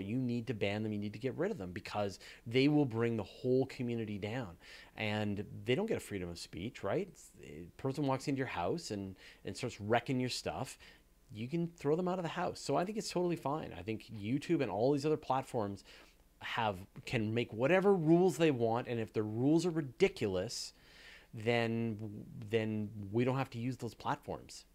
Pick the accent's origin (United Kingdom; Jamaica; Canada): Canada; we're both Canadian